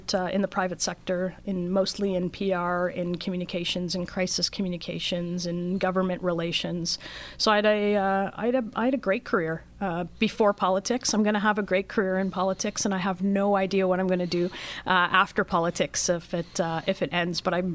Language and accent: English; Thornhill, Ontario, Canada; I grew up just around the corner from where we're sitting. I grew up near Brownridge Public School. My parents moved around, never left Thornhill